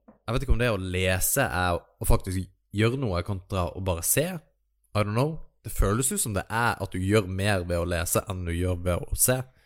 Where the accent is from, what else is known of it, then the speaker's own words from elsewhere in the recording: Kristiansand, Agder, Norway; Kristiansand, der jeg er fra